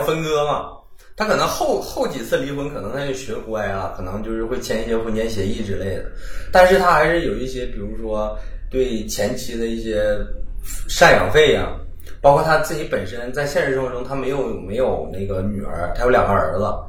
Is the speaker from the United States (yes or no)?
no; Northeast China, China; accent: Northeastern; 用咱东北话说